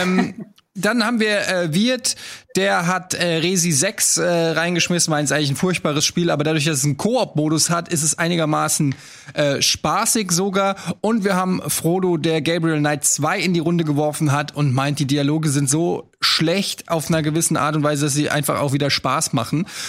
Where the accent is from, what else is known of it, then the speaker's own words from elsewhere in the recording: Hesse, Germany; wir Hessen